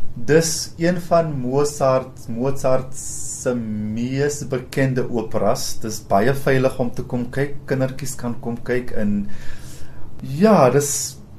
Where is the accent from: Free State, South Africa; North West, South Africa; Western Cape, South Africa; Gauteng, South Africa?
North West, South Africa; Rustenburg; also born or lived in Cape Town / Pretoria; now in Johannesburg, South Africa; ek kom van Rustenburg af